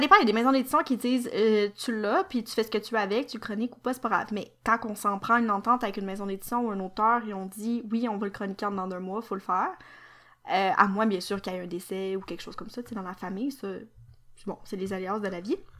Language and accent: French; Quebec, Canada; Je suis québécoise